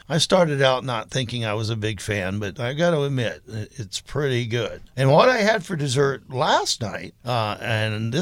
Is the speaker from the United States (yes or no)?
yes; the South, United States; moved away; growing up in the South